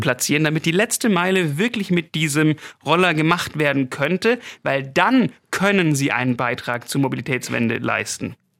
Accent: Stuttgart, Baden-Württemberg, Germany; Als Stuttgarter

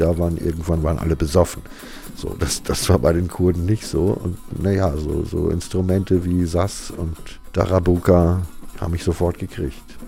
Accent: Altena, North Rhine-Westphalia, Germany; now in Berlin, Germany; Geboren bin ich 1967 in Altena im Sauerland

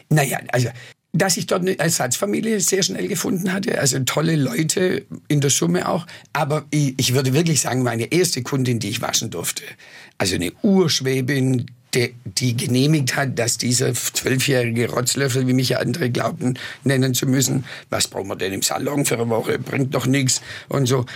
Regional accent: Swabia, Baden-Württemberg, Germany; accent: Swabian; first language Swabian; also born or lived in New York / Madrid; weder Englisch noch Spanisch konnte, also nur Schwäbisch konnte

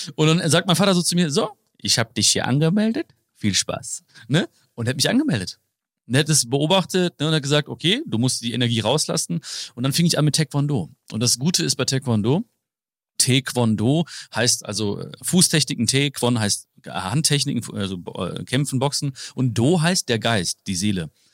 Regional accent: Hagen, North Rhine-Westphalia, Germany; Leute denken immer, ich komme aus, aus Hamburg, Berlin, München oder so, ne? Köln, schlimmstenfalls denken die, ne? Dann sage ich so, äh, nee, Hagen

